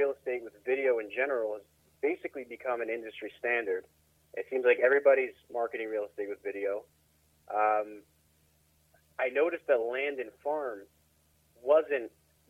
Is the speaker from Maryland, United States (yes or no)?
yes; Baltimore, Maryland, United States; I'm in the city, but, you know, my family moved around a bit, but we've always been in Maryland. So this is where I grew up. This is my city